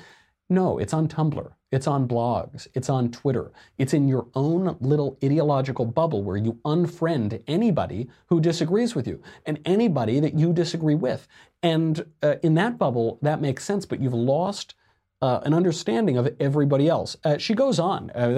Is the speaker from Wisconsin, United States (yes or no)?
no; Arizona, United States; born or raised there